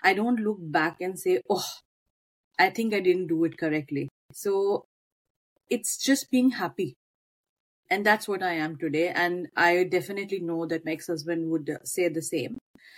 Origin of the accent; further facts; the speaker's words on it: Norway; I would firstly say that I was born in Norway, but my roots are from Punjab. My father came in the early 70s to Norway. So all my siblings, we have been born here, brought up a bit in Norway